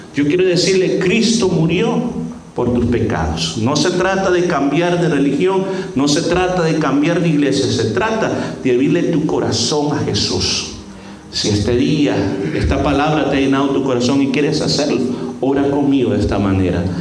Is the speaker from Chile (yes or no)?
no; El Salvador; en mi país a veces producen tazas bien especiales